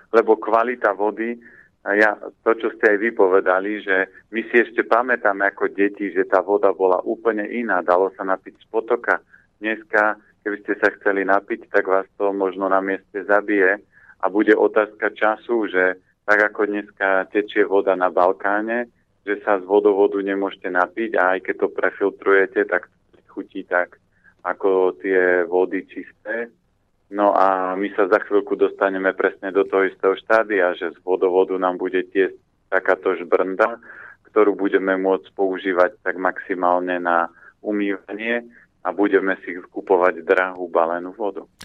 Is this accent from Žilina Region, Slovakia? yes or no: yes; Orava, Žilina Region, Slovakia; now in Bratislava, Slovakia; ja pochádzam z Oravy